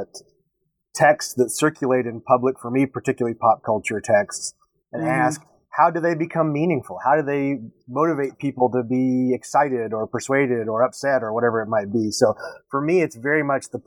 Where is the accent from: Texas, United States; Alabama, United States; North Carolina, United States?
Texas, United States; moved away as an adult; also born or lived in upstate New York; now in Syracuse, United States; I was born and raised in Texas.